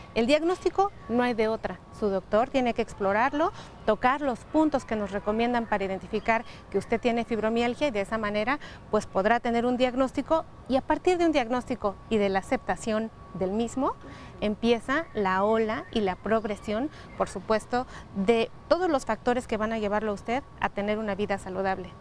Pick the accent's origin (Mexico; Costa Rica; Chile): Mexico; nosotros como mexicanos